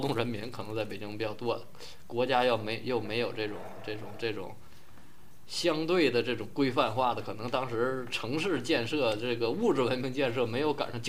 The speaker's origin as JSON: {"language": "Chinese", "region": "Northeast China", "country": "China", "said": "比如说我们东北人。好多人进来就务工，然后东北人的民风比较彪悍"}